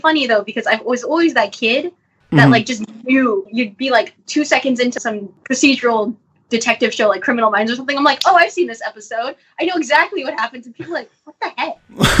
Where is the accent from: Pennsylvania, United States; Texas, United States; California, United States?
California, United States; Like, I grew up in the Bay Area, and this is like video game headquarters, basically.